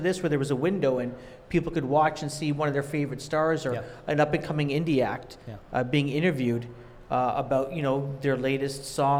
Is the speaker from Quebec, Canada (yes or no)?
no; Toronto, Ontario, Canada; growing up in Scarborough